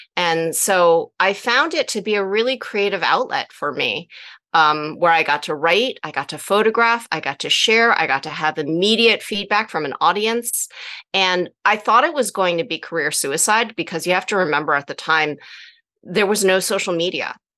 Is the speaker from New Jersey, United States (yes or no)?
yes; New Jersey, United States; i grew up in New Jersey